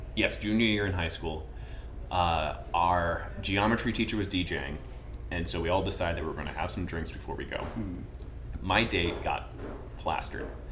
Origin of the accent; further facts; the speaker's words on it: Vermont, United States; now in Charleston, United States; I come from Vermont